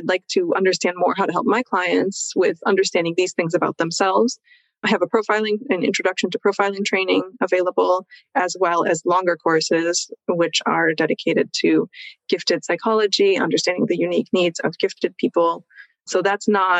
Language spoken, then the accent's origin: English; United States; moved away as an adult; now in Switzerland; I grew up in America, so there is that background for me, but I've lived over here for a long time.